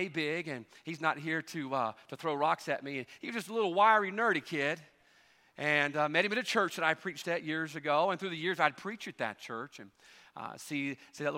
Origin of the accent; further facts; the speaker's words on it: Carson, Mississippi, United States; moved away; also born or lived in Louisiana; middle of the woods, Carson, Mississippi, the big metropolis of Carson